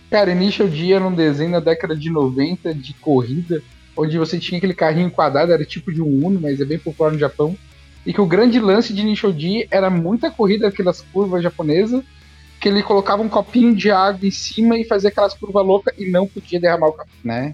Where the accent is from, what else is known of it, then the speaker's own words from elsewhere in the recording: Brazil; a gente se vê como brasileiro